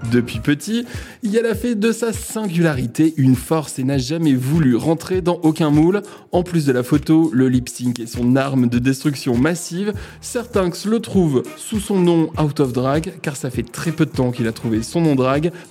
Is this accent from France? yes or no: yes; Lorraine, Grand Est, France